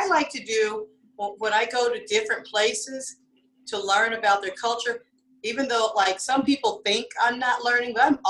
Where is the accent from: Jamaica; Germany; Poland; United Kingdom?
Germany; I hope somebody meets somebody from Germany, because I grew up in Germany, okay.